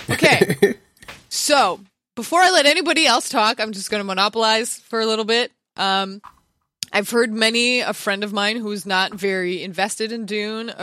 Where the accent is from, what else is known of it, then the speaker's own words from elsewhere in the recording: Canada; I grew up around maple trees. I'm Canadian